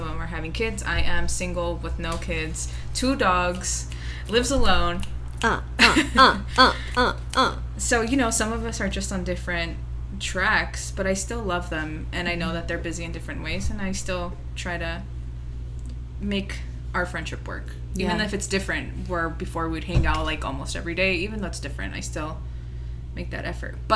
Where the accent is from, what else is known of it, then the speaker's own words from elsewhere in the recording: Los Angeles, California, United States; Born and raised LA.